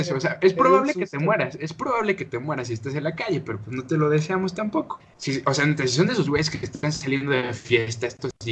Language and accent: Spanish; Mexico; estoy de acuerdo que somos mexicanos, somos los güeyes que comen tacos de intestino.